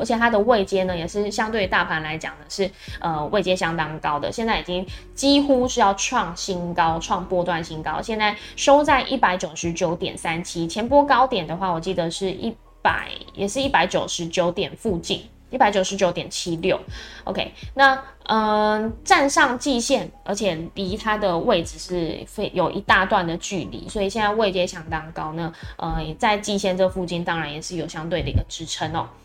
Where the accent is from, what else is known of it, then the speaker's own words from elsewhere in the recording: Taiwan; 我们台湾这边会比较要注意的是